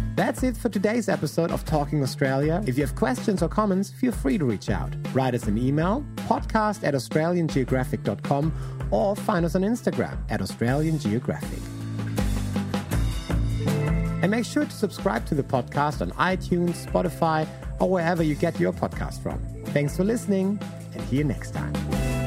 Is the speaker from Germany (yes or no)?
yes; Hamburg, Germany; moved away; I'm from Hamburg